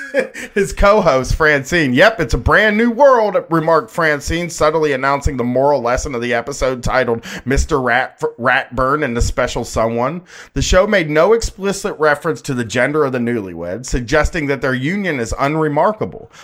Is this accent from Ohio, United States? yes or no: yes; Groveport, Ohio, United States; growing up in Groveport